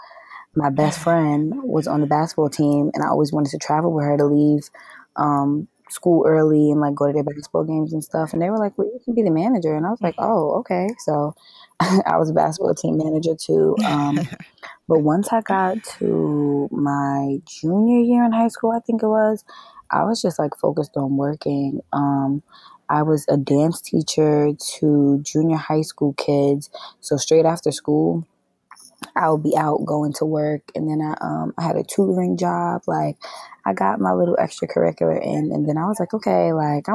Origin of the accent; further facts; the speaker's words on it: New York City, New York, United States; I was born and raised in Queens, New York, South Side, Jamaica, Queens.